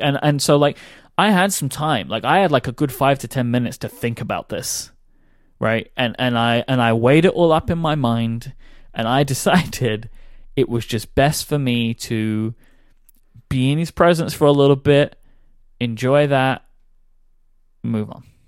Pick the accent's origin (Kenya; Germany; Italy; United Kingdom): United Kingdom; I am too British